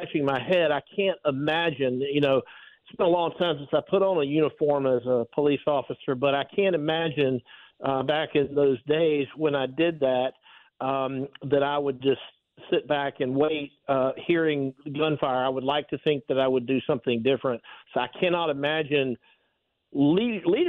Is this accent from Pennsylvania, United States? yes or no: no; South Georgia, United States; I grew up in South Georgia